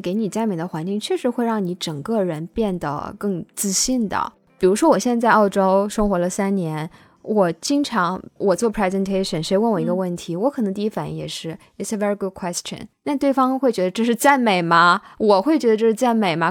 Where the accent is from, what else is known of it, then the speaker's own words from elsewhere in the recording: China; 我们中国人